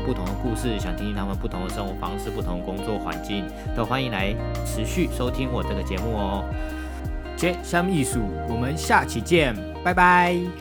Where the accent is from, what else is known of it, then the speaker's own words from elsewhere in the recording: Miaoli County, Taiwan; moved away as an adult; also born or lived in Taipei; 我是出生在苗栗国的一个客家子弟，土生土长的苗栗人。我在大学之前都在苗栗念书，然后大学硕士就到台北去念书